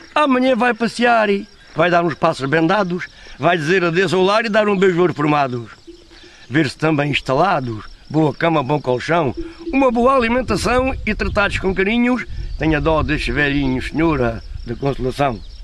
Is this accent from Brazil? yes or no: no; Portel, Alentejo, Portugal; Sou de Portel natural